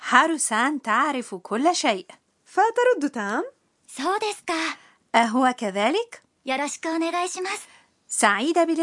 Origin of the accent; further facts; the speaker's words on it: Jordan; أنا من الأردن لذا أقول يوردان كيماستا